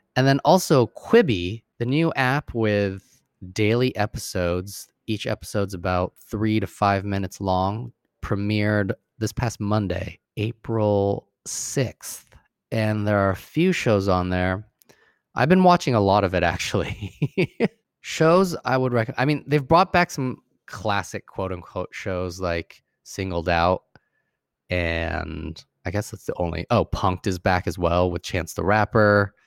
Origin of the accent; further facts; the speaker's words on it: Sacramento, California, United States; I'm more hood because I'm from Sacramento